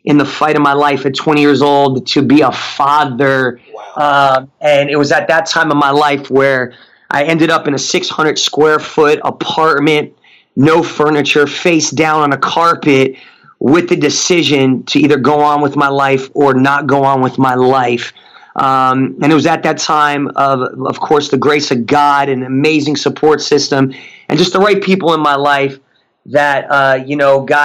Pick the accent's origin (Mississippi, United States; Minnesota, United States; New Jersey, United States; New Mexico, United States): New Jersey, United States; Newark; moved away; also born or lived in Tulsa, Oklahoma; Grew up in one of the roughest areas in New Jersey called Newark, New Jersey